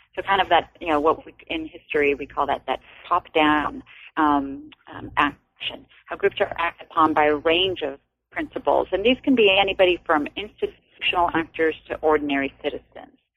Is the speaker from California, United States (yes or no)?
yes; Los Angeles, California, United States; I'm from Los Angeles, uh, from the Echo Park section of Los Angeles